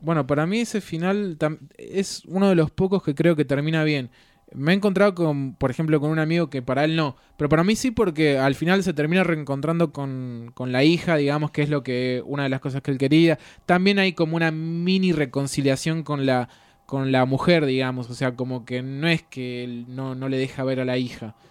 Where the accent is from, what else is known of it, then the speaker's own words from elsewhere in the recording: Buenos Aires, Argentina; yo también soy de Buenos Aires